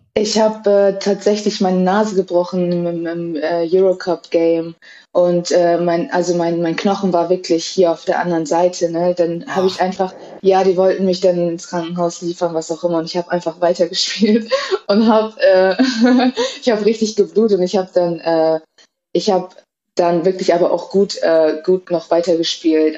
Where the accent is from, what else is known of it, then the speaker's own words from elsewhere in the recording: Cuxhaven, Lower Saxony, Germany; moved away; Ich bin in Cuxhaven geboren, habe auch dort angefangen äh, zu spielen